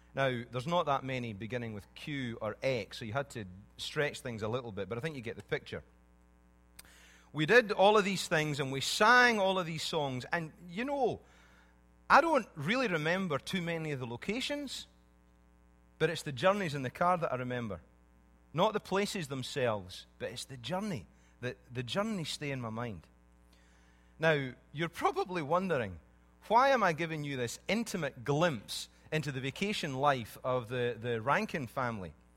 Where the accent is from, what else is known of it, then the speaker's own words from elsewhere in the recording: Scotland, United Kingdom; When I was growing up in Scotland